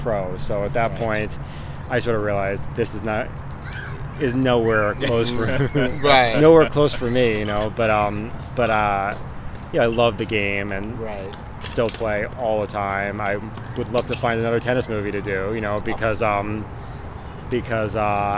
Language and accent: English; Annapolis, Maryland, United States; moved away as an adult; now in Los Angeles, United States; I'm originally from Annapolis, Maryland, with my brother Trevor. He grew up there as well